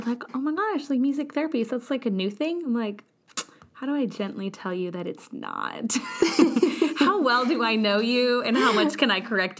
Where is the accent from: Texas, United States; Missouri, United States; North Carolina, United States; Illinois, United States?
Missouri, United States; Kansas City; moved away as an adult; also born or lived in West Virginia; I did my undergrad at the University of Missouri, Kansas City. I'm originally from Kansas City